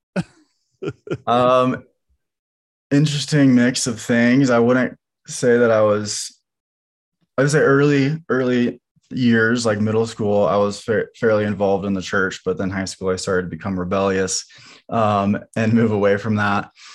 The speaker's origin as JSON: {"language": "English", "town": "Lawrence", "region": "Kansas", "country": "United States", "tie": "born or raised there", "also_born_or_lived": "Gardner, Kansas", "said": "we grew up in Kansas, um, in a combination of Lawrence and Gardner, Kansas"}